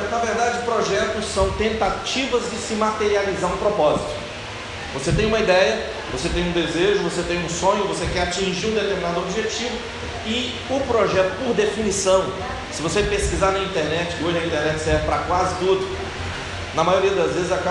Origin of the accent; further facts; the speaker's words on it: Minas Gerais, Brazil; moved away as an adult; also born or lived in Belo Horizonte / Espírito Santo; now in Cabo de Santo Agostinho, Brazil; Estou aqui há 4 anos a trabalho. Né? Viemos do Espírito Santo, não somos do Espírito Santo, viemos de Minas Gerais.